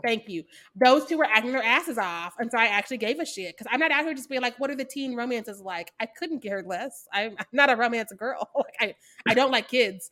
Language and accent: English; Missouri, United States; I'm from Missouri.